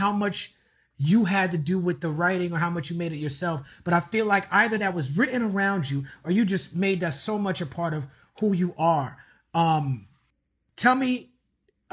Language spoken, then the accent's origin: English; New York, United States; when I grew up in New York